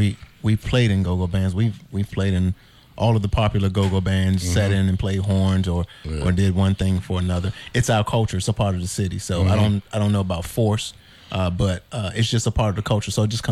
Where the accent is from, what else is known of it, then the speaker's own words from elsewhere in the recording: Washington, District of Columbia, United States; I'm definitely born and raised in Washington, D.C.